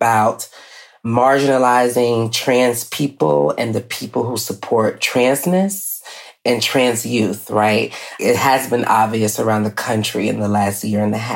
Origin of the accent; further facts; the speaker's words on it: Atlanta, Georgia, United States; Black person being born and raised in Atlanta, a Grady baby